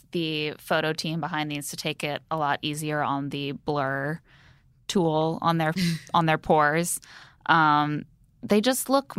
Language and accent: English; Indiana, United States; moved away; I grew up in Indiana